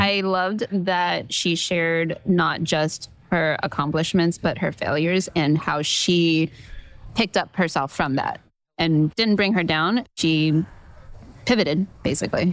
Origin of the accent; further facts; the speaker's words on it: California, United States; I'm from California